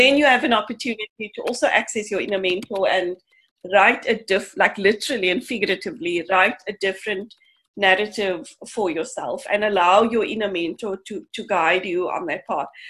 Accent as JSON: {"language": "English", "town": "Cape Town", "region": "Western Cape", "country": "South Africa", "tie": "born or raised there", "said": "I grew up in Mitchell's Plain"}